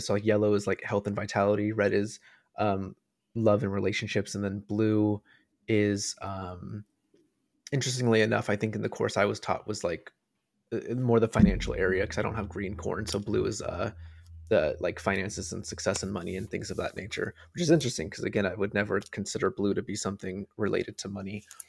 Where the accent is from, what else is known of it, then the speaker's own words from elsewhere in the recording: United States; growing up in America